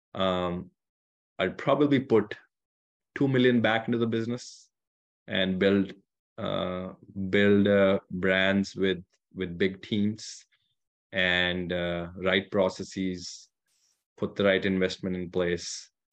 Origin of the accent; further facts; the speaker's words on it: India; also born or lived in California; now in Michigan, United States; I grew up in India, far from any ocean